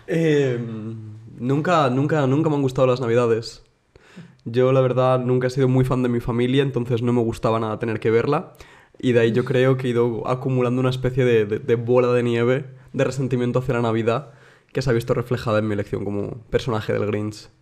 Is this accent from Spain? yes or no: yes; Madrid, Community of Madrid, Spain; now in Munich, Germany; yo soy de Madrid, pero vivo en Múnich.